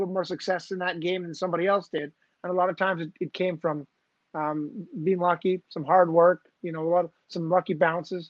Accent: Dollard-des-Ormeaux, Quebec, Canada; I grew up playing in Dollard du Zormo, which is a little suburb of Montreal. It's actually in the West Island.

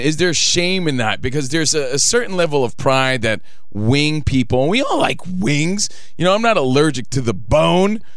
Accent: Union, New Jersey, United States; now in Los Angeles, United States; I'm just a kid from Union, New Jersey

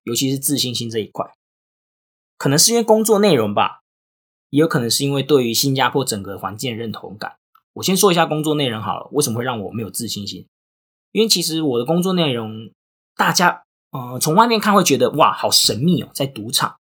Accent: Tainan, Taiwan; moved away as an adult; also born or lived in Singapore; 我不是高雄人好吗？我是台南人

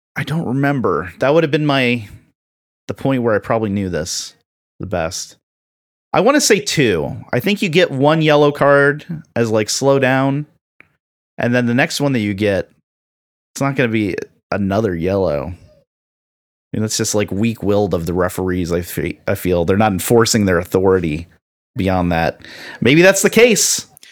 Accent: Florida, United States; accent: Floridian; my Floridian accent kicked

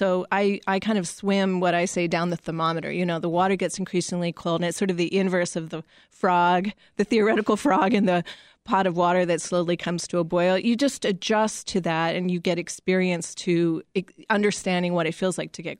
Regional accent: Winnipeg, Manitoba, Canada; You know, I grew up in Winnipeg.

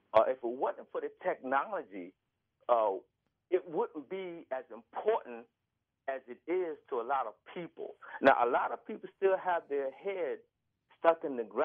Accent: Kenosha, Wisconsin, United States; I grew up in Kenosha a lot.

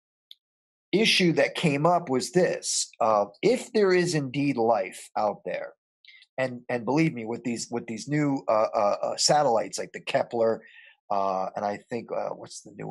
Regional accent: Paterson, New Jersey, United States; I was born and raised in Paterson, New Jersey

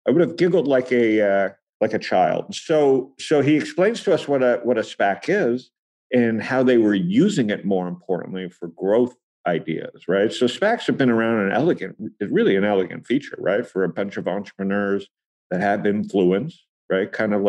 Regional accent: Toronto, Ontario, Canada; I'm from Toronto

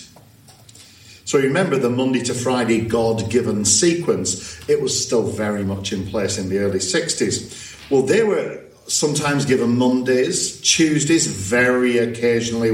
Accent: Blackburn, North West England, United Kingdom; Herbert Craig was the vicar of the church that I grew up in Blackburn, Church of the Saviour Blackburn

